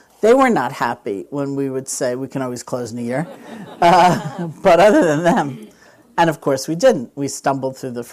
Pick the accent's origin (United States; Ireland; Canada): United States; New York; I'm from New York